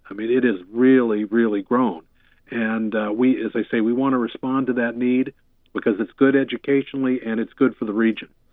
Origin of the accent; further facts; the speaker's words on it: Boston, Massachusetts, United States; now in Thousand Oaks, United States; being a kid growing up in the Boston area